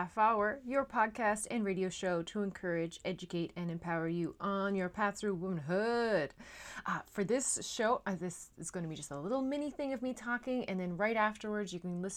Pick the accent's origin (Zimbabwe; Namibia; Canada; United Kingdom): Canada; Newfoundland and Labrador; now in Netherlands; I am a Newfoundlander and Canadian coming to you from a city just south of Amsterdam